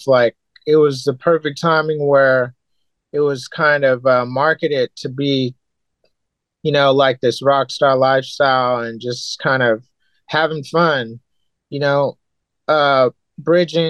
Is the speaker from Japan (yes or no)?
yes; Japan; moved away; in Japan, when I was growing up there